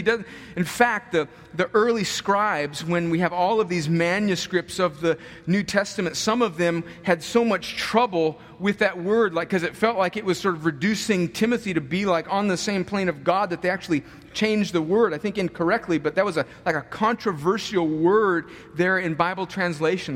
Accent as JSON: {"language": "English", "country": "United States", "said": "we as American Christians"}